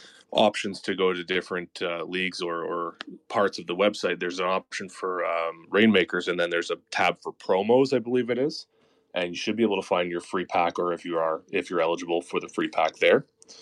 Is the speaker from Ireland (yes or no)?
no; Canada; Yeah, I'll do both. So CFL is the Toronto Argonauts.